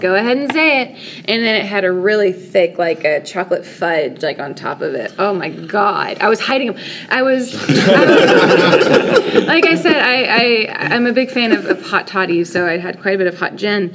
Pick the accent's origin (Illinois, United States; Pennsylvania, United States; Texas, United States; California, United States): Texas, United States; Texarkana; I'm from Texarkana, Texas